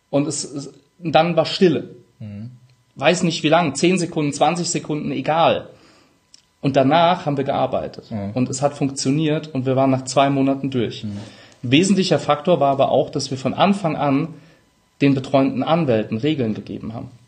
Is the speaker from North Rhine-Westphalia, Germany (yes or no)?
no; Rhineland-Palatinate, Germany; accent: Palatine; Brechstange, ich bin Pfälzer, manchmal SCH statt CH.